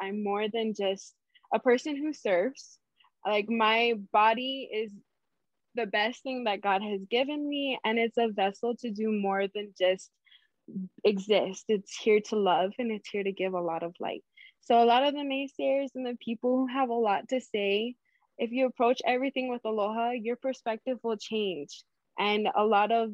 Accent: Hawaii, United States; growing up in Hawaii

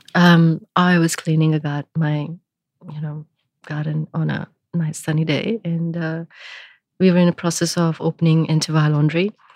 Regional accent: India; now in Melbourne, Australia; I grew up in India

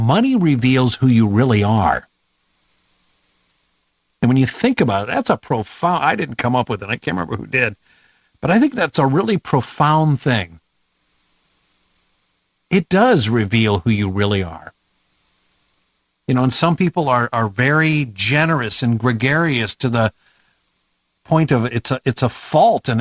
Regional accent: Davenport, Iowa, United States; moved away; I grew up in the Quad Cities, Davenport

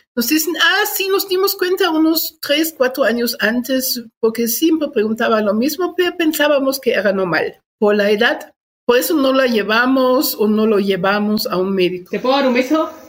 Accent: Germany; moved away as an adult; also born or lived in Guatemala / Chiapas; now in Mexico City, Mexico; Nací en Alemania, llevo 42 años de este lado, llegué en 1980

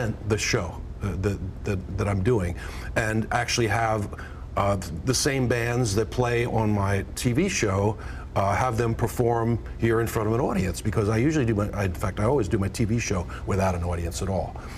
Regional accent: outside of Philadelphia, Pennsylvania, United States; I come from Philadelphia, and or outside of Philadelphia, really. And I came up in a neighborhood where that was the music of my childhood

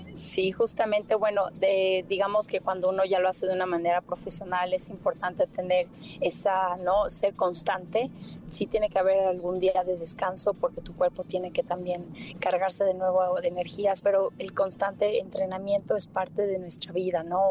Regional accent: Mexico; moved away; also born or lived in London; llegué de México

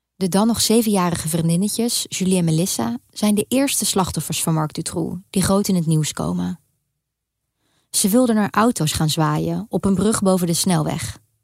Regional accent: Netherlands; moved away as an adult; now in Brussels, Belgium; Ook al waren we jong en woonden we in Nederland

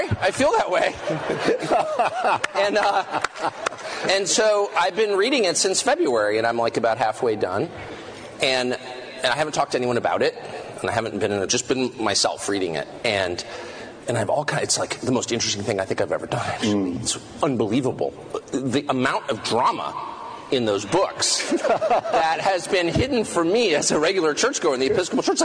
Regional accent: United States; I'm American.

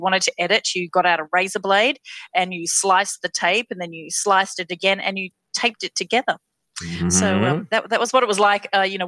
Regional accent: Western Australia, Australia; also born or lived in Perth; I actually grew up in a variety of very small towns in Western Australia. I was born in Perth, but then my family moved every couple of years from small town to small town.

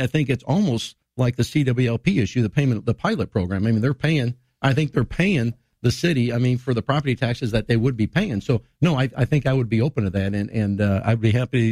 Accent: Woodford County, Illinois, United States; now in Springfield, United States; I grew up in Woodford County

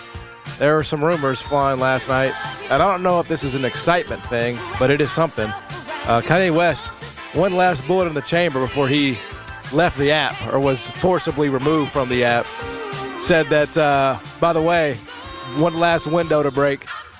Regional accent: Canada; I'm a Canadian, bro. I identify as Canadian. A European, Caucasian.

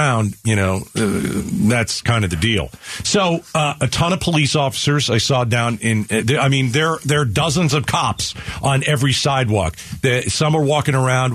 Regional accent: United States; now in Phoenix, United States; I'm from the New York, New Jersey area

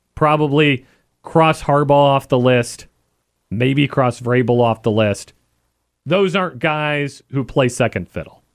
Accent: Wichita, Kansas, United States; now in Virginia, United States; Wichita, Kansas. That's my hometown

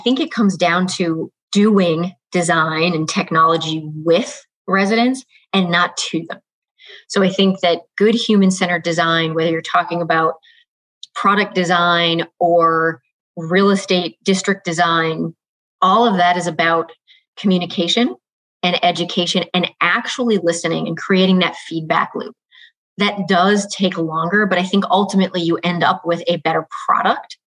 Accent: Holyoke, Massachusetts, United States; now in Chicago, United States; I was born in Holyoke, Massachusetts, which is a relatively small city in the western end of the state.

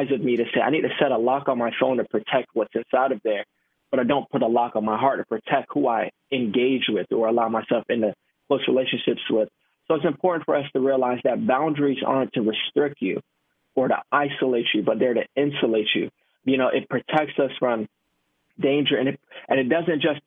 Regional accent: Miami, Florida, United States; moved away as an adult; now in Tampa, United States; I'm born and raised in Miami, Florida, Jamaican background

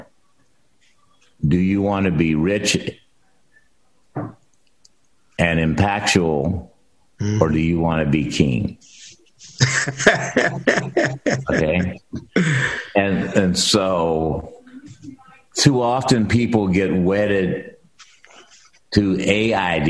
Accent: Centralia, Illinois, United States; moved away as an adult; also born or lived in Ohio / Bay Area, California; I was raised in Centralia, Illinois

